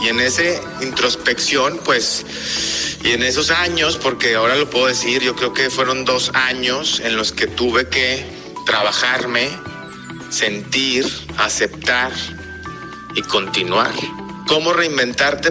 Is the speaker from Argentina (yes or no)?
no; Mexico; moved away as an adult; also born or lived in Spain / Costa Rica; yo soy mexicano.